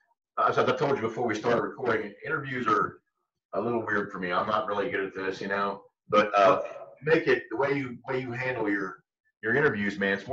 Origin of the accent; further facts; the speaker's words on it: Marlinton, West Virginia, United States; also born or lived in Washington, D.C.; I came there when I was I think it was like second grade, and I've been here ever since. There's nothing like West Virginia.